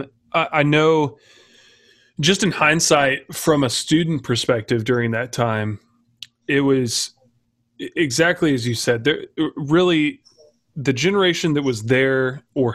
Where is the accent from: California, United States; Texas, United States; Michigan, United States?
Texas, United States; Austin; I'm from Austin